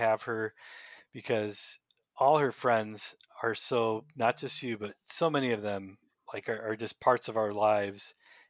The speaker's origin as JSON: {"language": "English", "region": "Indiana", "country": "United States", "tie": "born or raised there", "said": "I grew up in Northwest Indiana, and I felt a call to the priesthood in high school"}